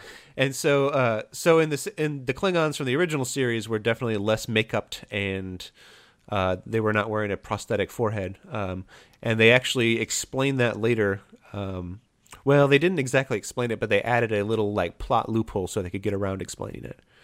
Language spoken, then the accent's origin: English; Fort Wayne, Indiana, United States; Fort Wayne, Indiana, my hometown